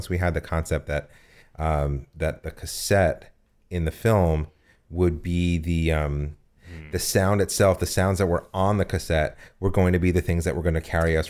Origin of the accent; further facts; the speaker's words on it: United States; moved away; also born or lived in New Jersey; No, I'm from New York and New Jersey. I did undergrad theater at Rutgers.